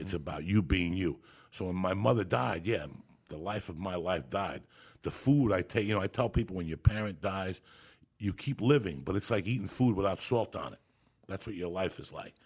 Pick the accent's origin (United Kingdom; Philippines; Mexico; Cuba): Cuba; also born or lived in Boulder, Colorado; I'm Cuban, so I was born in Santa Ria religion